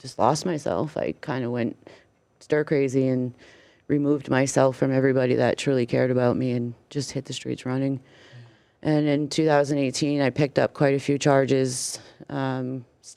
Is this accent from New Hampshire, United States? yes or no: yes; Meredith, New Hampshire, United States; also born or lived in Florida; we're from the Meredith area